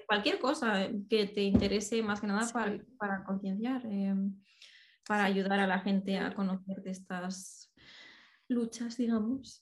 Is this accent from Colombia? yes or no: no; Spain; moved away as an adult; now in United Kingdom; yo incluso siendo de allí